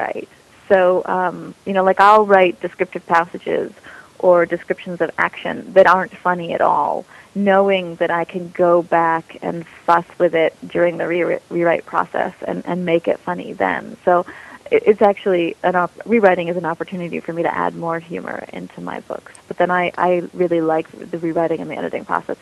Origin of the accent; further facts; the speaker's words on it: United States; I'm American